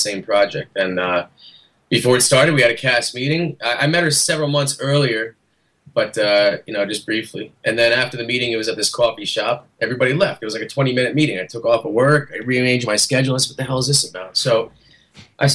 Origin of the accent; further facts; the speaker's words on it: Howell Township, New Jersey, United States; The Shore area. I'm from Howell Township